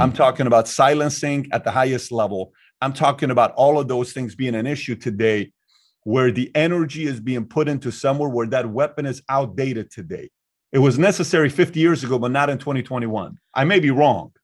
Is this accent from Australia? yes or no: no; Iran; now in United States; I'm from Iran